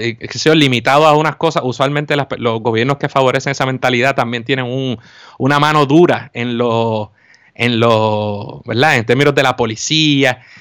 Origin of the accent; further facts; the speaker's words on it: Puerto Rico; somos puertorriqueños